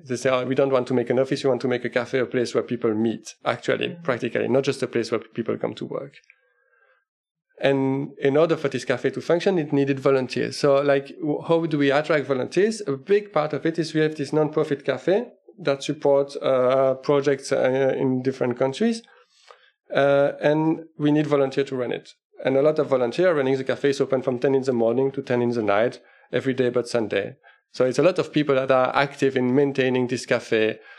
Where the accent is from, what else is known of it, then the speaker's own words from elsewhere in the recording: Liège, Wallonia, Belgium; moved away as an adult; now in Denmark; I'm actually originally from Belgium, uh, Liège in Belgium